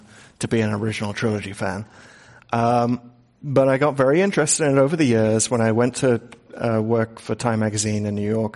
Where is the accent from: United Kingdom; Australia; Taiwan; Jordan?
United Kingdom; England; moved away; growing up in England